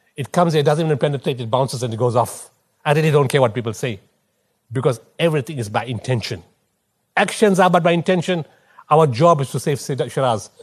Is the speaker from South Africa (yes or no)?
yes; Potchefstroom, North West, South Africa; moved away; also born or lived in Durban / Pietermaritzburg; I'm from Potchefstroom